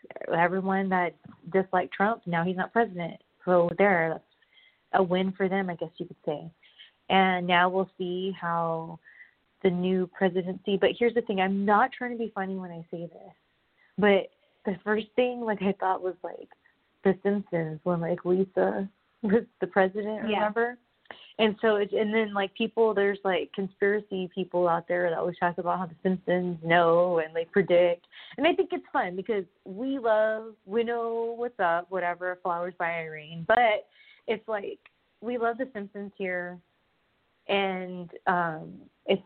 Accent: Southern California, United States; moved away as an adult; also born or lived in Kentucky; I grew up in SoCal

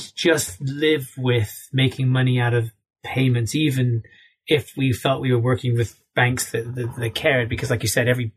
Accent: United States; as an American

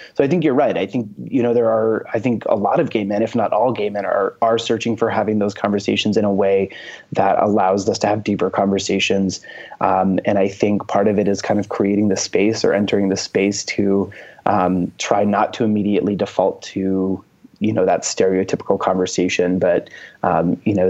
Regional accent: Maine, United States; I'm from Maine

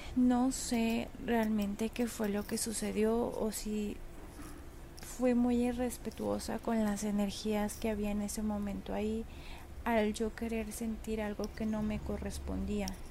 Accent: León, Guanajuato, Mexico; yo soy de León, Guanajuato

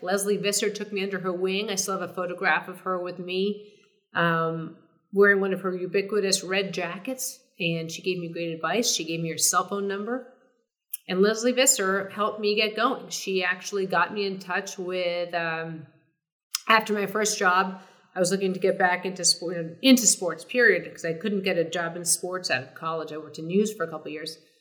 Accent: Boston, Massachusetts, United States; moved away as an adult; also born or lived in New York City; I grew up in Boston

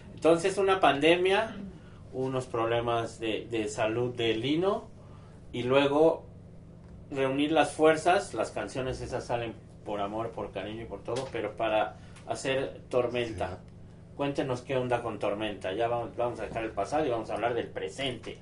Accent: Ciudad Satélite, State of Mexico, Mexico; tú y yo que somos de Origen Sateluco

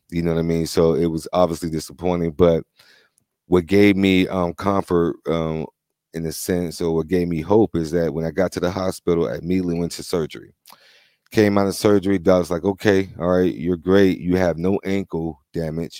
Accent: Florida, United States; moved away; I grew up in Florida

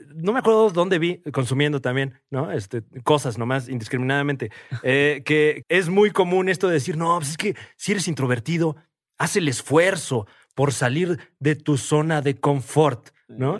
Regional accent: Mexico

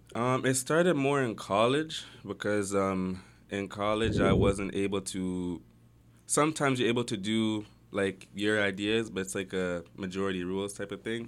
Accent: Toronto, Ontario, Canada; also born or lived in Amsterdam; I grew up in Galloway

